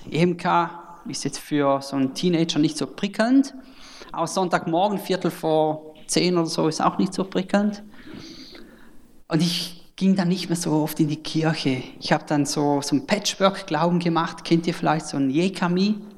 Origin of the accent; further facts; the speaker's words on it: Switzerland; accent: Swiss; genau, ich bin Schweizer, vielleicht hört man es dann am Akzent.